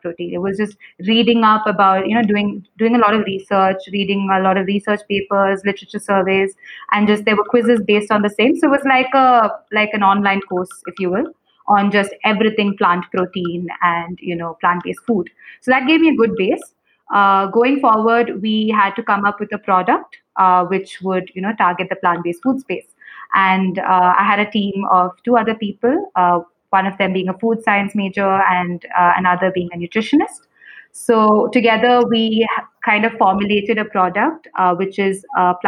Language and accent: English; Kerala, India; I'm also from Kerala